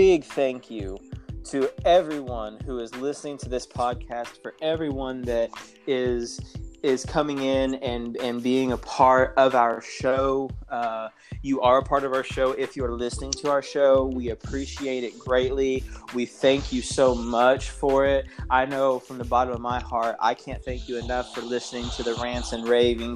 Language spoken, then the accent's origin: English; United States; born or raised there